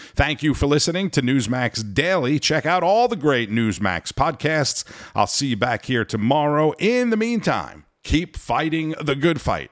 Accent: Orlando, Florida, United States; here in my hometown of Orlando, Florida.

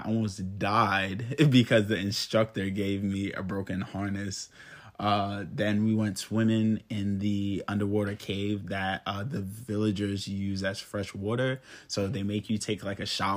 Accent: New York City, New York, United States; I grew up in New York, Brooklyn, New York.

